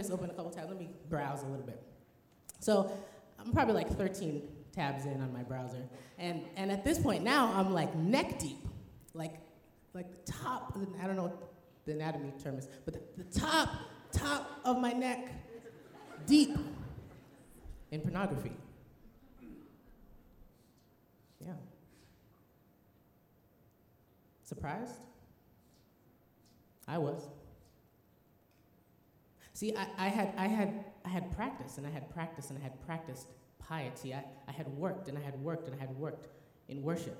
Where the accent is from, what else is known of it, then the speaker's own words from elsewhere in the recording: Illinois, United States; moved away as an adult; also born or lived in New Jersey / Tennessee; now in Loma Linda, United States; I grew up in Illinois